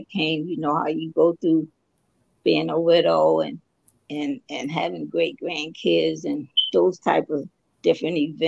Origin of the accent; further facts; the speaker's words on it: Dover, Delaware, United States; I was born and raised in Delaware, Kent General Hospital in Dover